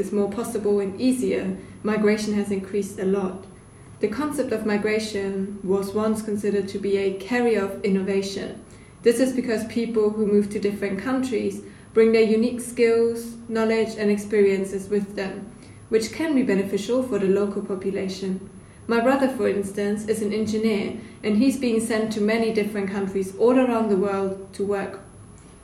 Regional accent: Germany; moved away as an adult; now in United Kingdom; originally I came from Germany, so I'm a migrant myself. I came to the UK to take a year off after school

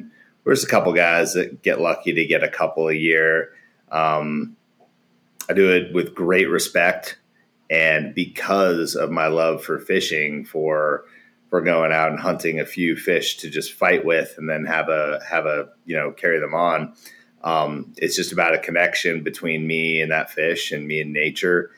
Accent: Alaska, United States; moved away; also born or lived in Wasilla, Alaska / Portland, Oregon; growing up in Alaska

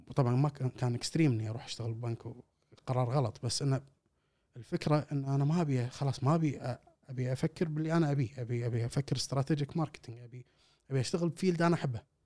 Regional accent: Kuwait; احنا كويتيين

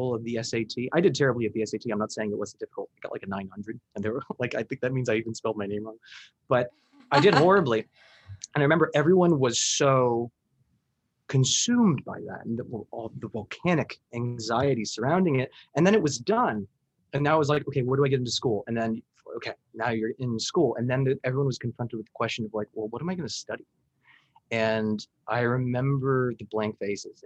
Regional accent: Miami, Florida, United States; I'm from Miami.

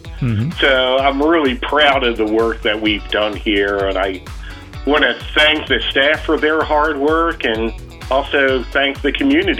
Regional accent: Pennsylvania, United States; moved away as an adult; now in Missouri, United States; move back to the East Coast, because that's where I'm from. I'm from Pennsylvania.

